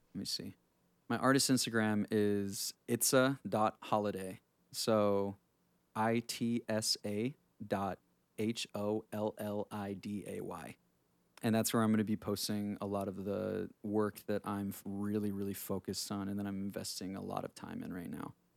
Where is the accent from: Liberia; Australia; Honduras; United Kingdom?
Honduras; moved away; I grew up in, I grew up in Honduras, so that's where I'm from, I was born in Honduras